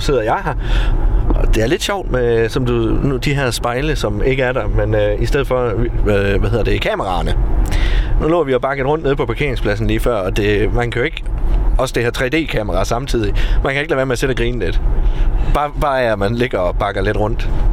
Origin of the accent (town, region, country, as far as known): Denmark